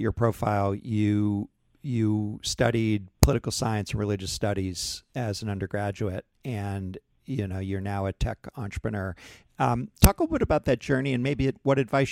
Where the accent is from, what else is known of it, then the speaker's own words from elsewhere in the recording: New England, New Hampshire, United States; I grew up in New England and New Hampshire